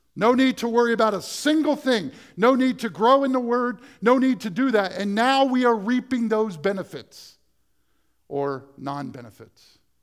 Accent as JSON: {"language": "English", "town": "Dover", "country": "United States", "tie": "born or raised there", "said": "I became a youth pastor in my hometown"}